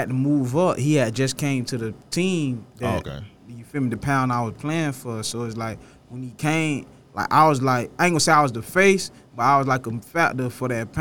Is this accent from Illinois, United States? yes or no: no; Pompano Beach, Florida, United States; I'm from the hood. I'm from Pompano